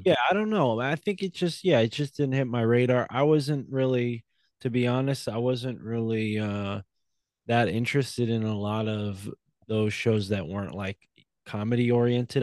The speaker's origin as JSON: {"language": "English", "town": "Milford", "region": "Connecticut", "country": "United States", "tie": "born or raised there", "said": "I was raised in New Haven County in a town named Milford outside of New Haven"}